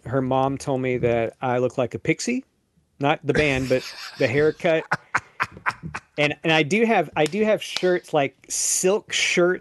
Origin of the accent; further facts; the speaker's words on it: Lewisburg, United States; moved to my hometown of Lewisburg